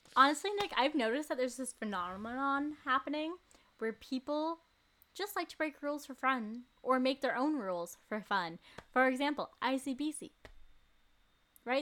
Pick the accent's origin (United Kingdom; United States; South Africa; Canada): Canada; Port Moody, British Columbia; I'm from Port Moody.